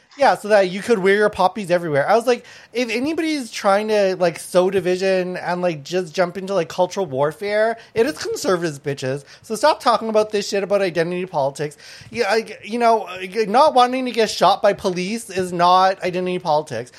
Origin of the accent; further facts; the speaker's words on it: Thailand; now in Canada; I was born in Thailand, um, and my my family's from from Laos and Thai